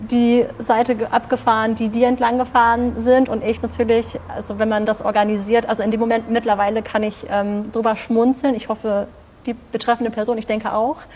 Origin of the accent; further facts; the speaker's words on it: North Rhine-Westphalia, Germany; Und ich meine, wir als äh, Münsterländer, als Westfale sind das Fahrradfahren durchaus